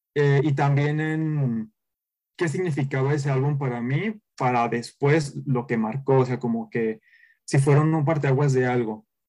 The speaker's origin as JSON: {"language": "Spanish", "region": "a town in the interior of Jalisco", "country": "Mexico", "tie": "born or raised there", "moved": "as an adult", "lives_now": "Guadalajara, Mexico", "said": "soy de Guadalajara, de la capital de, de aquí de, Jalisco, soy de un pueblo del interior"}